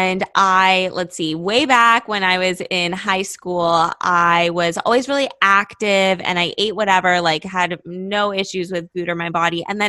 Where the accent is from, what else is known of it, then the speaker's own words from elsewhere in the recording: Los Angeles, California, United States; moved away as an adult; now in Miami, United States; I'm from Los Angeles